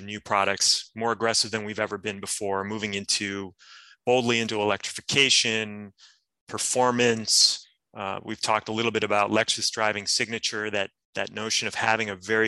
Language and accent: English; Detroit, Michigan, United States; moved away; a high school student at the time, growing up in Detroit